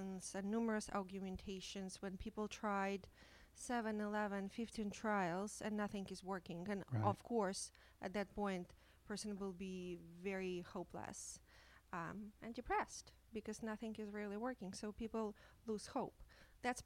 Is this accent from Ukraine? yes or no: yes; Ukraine; moved away as an adult; now in Toronto, Canada; I came from Ukraine as an immigrant 10 years ago. I was trained as a psychiatrist in Ukraine.